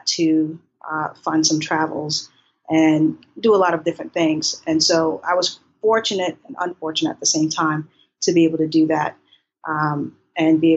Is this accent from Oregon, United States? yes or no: no; Boston, Massachusetts, United States; moved away as an adult; also born or lived in Haiti / Maryland; now in Thailand; I'm originally from Haiti and I grew up in Boston.